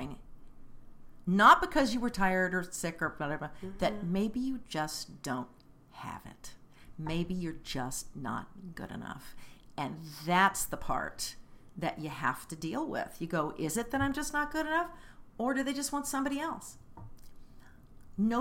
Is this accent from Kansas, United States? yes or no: yes; Kansas City, Kansas, United States; moved away; I lived on the Kansas side. I grew up on the Kansas side. Shawnee Mission East Lancers. University of Kansas